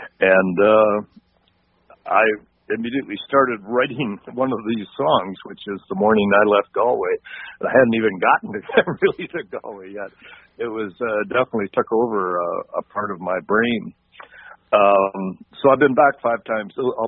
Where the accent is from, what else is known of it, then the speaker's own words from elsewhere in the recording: Canada; Canadians looking back to our home countries to a certain extent. Now, I hasten to say my home country is not Ireland. My family actually came from Scotland.